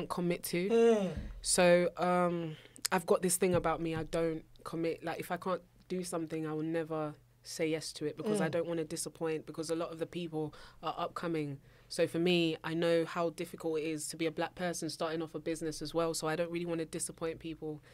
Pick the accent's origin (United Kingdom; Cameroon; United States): United Kingdom; London; also born or lived in Abuja, Nigeria; So not only do I come from South London, I come from a Nigerian household. I was actually born in Nigeria